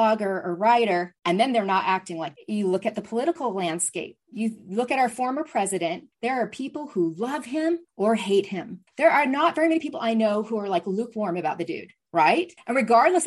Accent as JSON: {"language": "English", "town": "Seattle", "region": "Washington", "country": "United States", "said": "I'm from the Seattle area where there's Starbucks, more than one on every corner"}